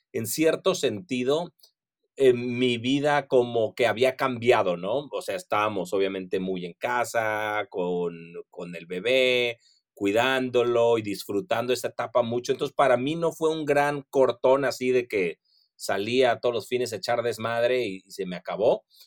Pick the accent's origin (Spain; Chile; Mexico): Mexico